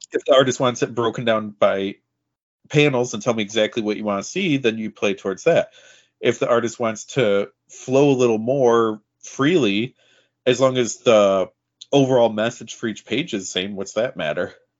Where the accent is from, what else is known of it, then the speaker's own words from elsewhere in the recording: about an hour and a half from Rome, New York, United States; now in Rome, United States; I grew up closer to the Canadian border than to another major U S city.